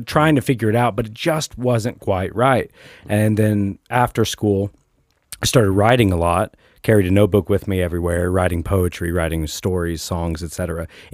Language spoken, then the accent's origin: English; New Orleans, Louisiana, United States; moved away; also born or lived in New Castle, Indiana; I'm from New Orleans